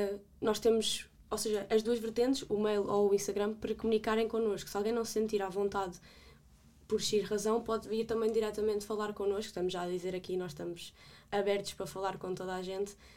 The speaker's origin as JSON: {"language": "Portuguese", "town": "Vale de Milhaços", "region": "Setúbal", "country": "Portugal", "said": "sou da Margem Sul, de Valdemelhaços"}